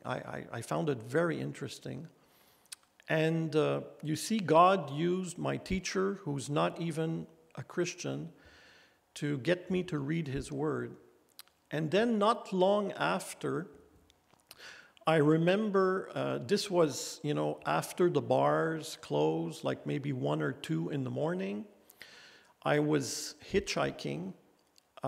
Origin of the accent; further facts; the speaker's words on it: Gatineau, Quebec, Canada; when I was in CJEP in my hometown, Gatineau